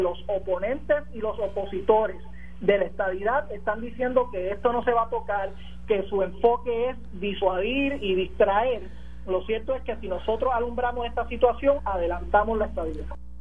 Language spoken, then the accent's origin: Spanish; Puerto Rico; now in Washington, United States; como puertorriqueño